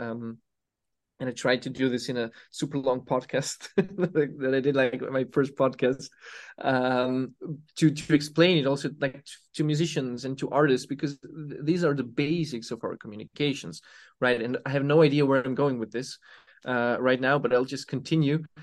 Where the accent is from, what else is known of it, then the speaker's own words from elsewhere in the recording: Serbia; I come from Serbia